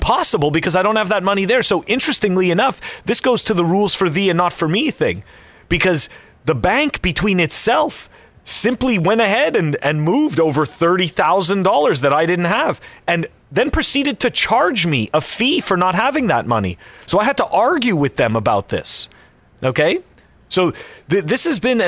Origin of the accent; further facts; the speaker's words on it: Canada; moved away; I am still a Canadian resident